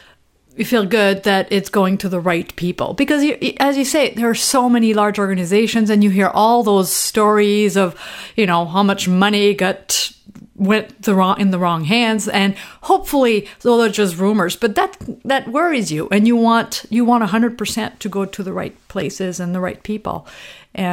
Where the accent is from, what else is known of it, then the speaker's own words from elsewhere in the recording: Normandy, France; English is a second language; now in Minneapolis, United States; I'm from Normandy.